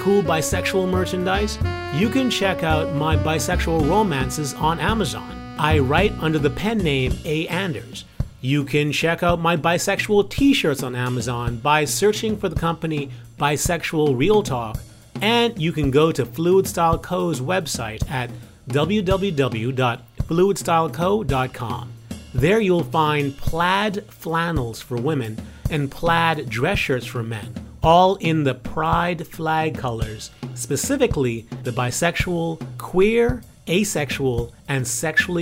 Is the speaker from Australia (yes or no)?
no; Bahamas; now in Los Angeles, United States; I'm from the Bahamas